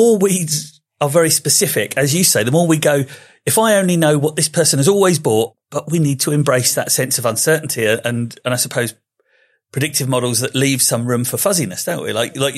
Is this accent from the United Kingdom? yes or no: yes; Slough, South East England, United Kingdom; I mean, I am from Slough. I was born there. I'm fine.